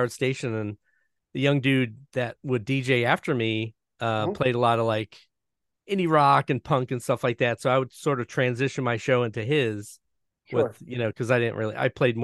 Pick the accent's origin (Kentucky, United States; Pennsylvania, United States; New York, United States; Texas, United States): Pennsylvania, United States; Scranton; I grew up in Scranton.